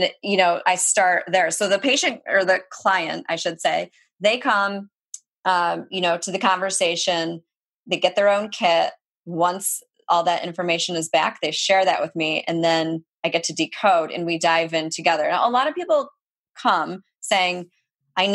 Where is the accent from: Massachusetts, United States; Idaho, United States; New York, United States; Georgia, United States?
New York, United States; Rochester; I say upstate New York. I mean, it's way upstate, right? Rochester.